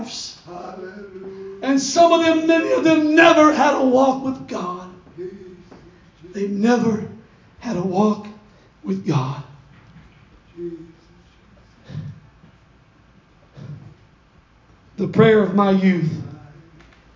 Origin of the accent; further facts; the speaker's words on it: Stockton, California, United States; my friend, Brother Josh, and I, we grew up in Stockton Christian School